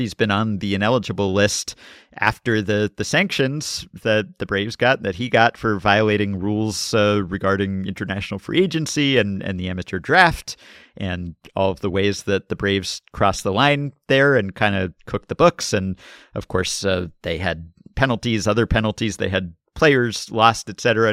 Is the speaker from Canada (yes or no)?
yes; Montreal, Quebec, Canada; As a kid growing up in Montreal